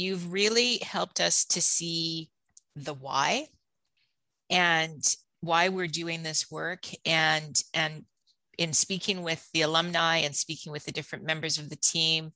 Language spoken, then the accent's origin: English; Steinbach, Manitoba, Canada; also born or lived in Toronto; I grew up in Steinbach. I'm Canadian born.